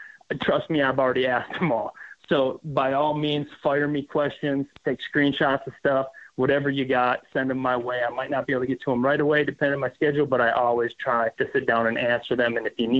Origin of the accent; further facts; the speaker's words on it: Minnesota, United States; Because I'm from Minnesota, we have as many largemouth as we have smallmouth.